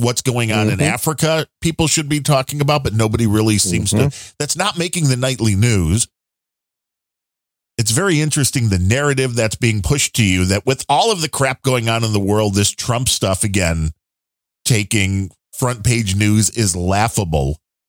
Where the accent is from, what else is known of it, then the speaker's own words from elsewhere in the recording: Ireland; I'm Irish, so I'm a very white to begin with.